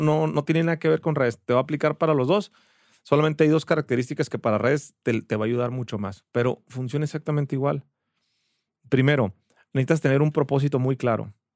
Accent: Ensenada, Baja California, Mexico; moved away as an adult; now in Guadalajara, Mexico; Soy de Ensenada, Baja California, pero ya soy tapatío por adopción. Ya tengo 13, 14 años viviendo aquí en Guadalajara

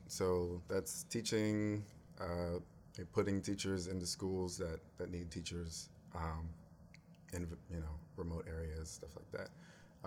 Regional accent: United States; also born or lived in Cameroon; I'm American

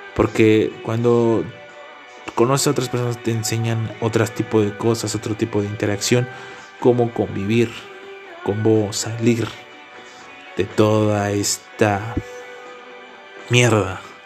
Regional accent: Tlaxcala, Mexico; also born or lived in Tepetitla; soy del estado de Tlaxcala y resido en un pueblito

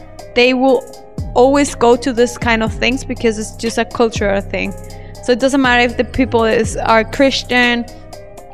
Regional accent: El Salvador; moved away as an adult; also born or lived in Germany; now in Yogyakarta, Indonesia

